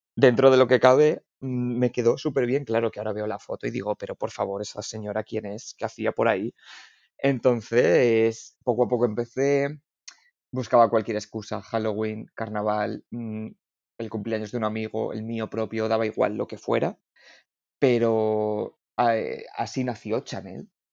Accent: Salamanca, Castile and León, Spain; now in Madrid, Spain; Aquí estoy en Madrid, aunque soy de Salamanca

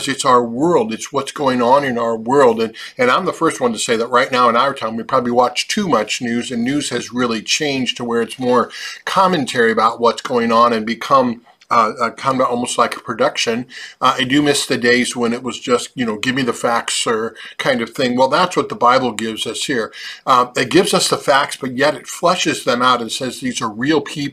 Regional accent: Hampton, Nebraska, United States; my hometown of Hampton, Nebraska

